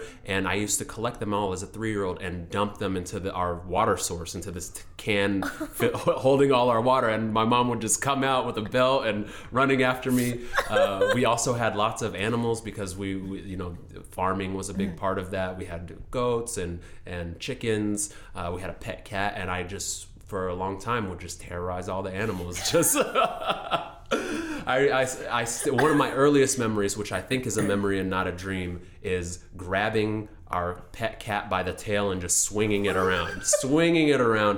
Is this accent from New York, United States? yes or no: no; Seattle, Washington, United States; also born or lived in Sudan / St. Louis, Missouri; I grew up in South Seattle, in Rainier Vista, Holly Park, on Henderson